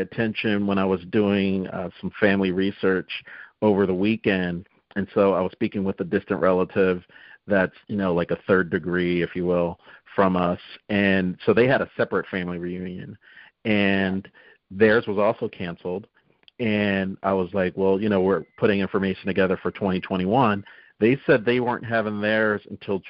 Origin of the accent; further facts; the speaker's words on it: Northeast, United States; we're both from the Northeast